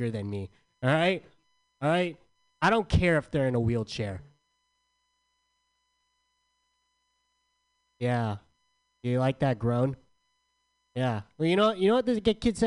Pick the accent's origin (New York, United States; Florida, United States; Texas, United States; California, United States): California, United States; San Diego; I'm from San Diego